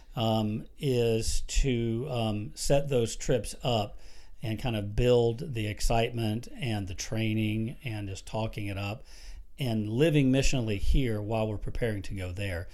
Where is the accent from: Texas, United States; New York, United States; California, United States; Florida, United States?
Florida, United States; moved away as an adult; we grew up down in Florida.